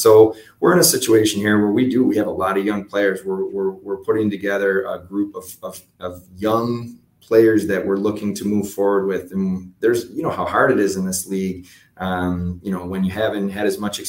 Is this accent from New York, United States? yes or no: yes; Buffalo, New York, United States; I'm from Buffalo originally. So, you know, I probably have a little bit of a head start on other people that have been in this job, just because I know the way the Western New York community works